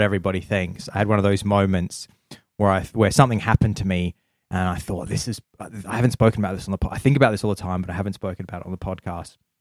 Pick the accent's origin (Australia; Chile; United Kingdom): Australia; Adelaide, South Australia; I'm from Adelaide